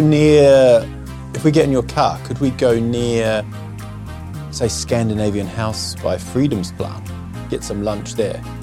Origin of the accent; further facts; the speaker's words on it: New Zealand; moved away as an adult; also born or lived in England; now in Sweden; I was born in England, I grew up in New Zealand, and I've sort of found this niche, I would say, of being the outsider in Sweden